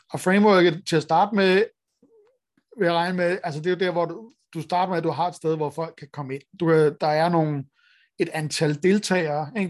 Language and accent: Danish; Denmark; vi har som danskere